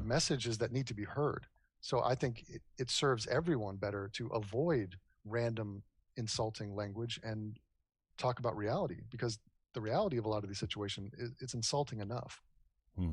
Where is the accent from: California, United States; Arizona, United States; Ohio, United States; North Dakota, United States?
California, United States; Los Angeles; also born or lived in New York; I was born in New York, uh, raised in Los Angeles on the west side by the beach near Malibu.